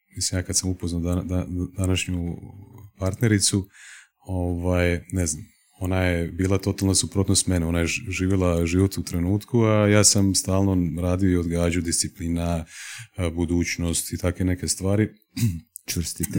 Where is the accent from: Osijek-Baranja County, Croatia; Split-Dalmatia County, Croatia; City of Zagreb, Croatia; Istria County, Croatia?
Osijek-Baranja County, Croatia; Osijek; moved away as an adult; also born or lived in Slavonski Brod; now in Zagreb, Croatia; odrastao sam u Osijeku.